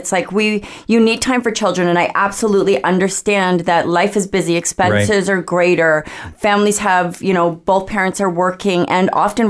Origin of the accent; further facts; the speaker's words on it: Richmond, British Columbia, Canada; moved away as an adult; also born or lived in South Delta, BC; now in Comox Valley, Canada; I was born and raised in Richmond, BC. Yeah, and then raised my family in South Delta.